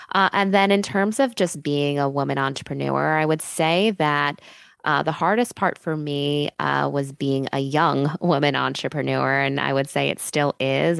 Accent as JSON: {"language": "English", "town": "New York City", "region": "New York", "country": "United States", "tie": "born or raised there", "said": "I moved back to New York City, uh, which, uh, is my hometown"}